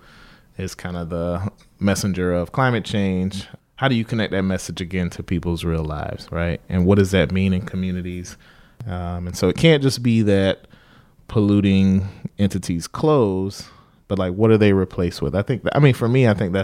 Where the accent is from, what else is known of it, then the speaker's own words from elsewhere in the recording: South Carolina, United States; moved away; I grew up in like a small rural town in South Carolina.